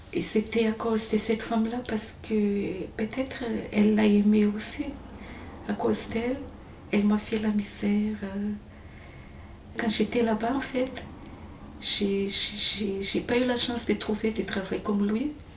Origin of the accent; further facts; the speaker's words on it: Farafangana, Atsimo-Atsinanana, Madagascar; moved away as an adult; also born or lived in Fianarantsoa countryside / Antananarivo; now in Marseille, France; c'était là-bas que j'ai grandi vraiment, Farfangan